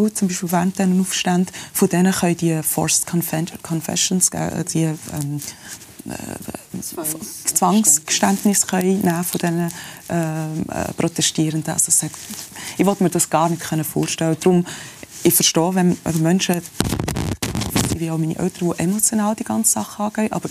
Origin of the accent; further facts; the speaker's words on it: Switzerland; born there; All die Privilegien, die ich da als Schweizer Iranerin habe, oder ich bin hier auf die Welt in der Schweiz, aber mit dem ganzen Background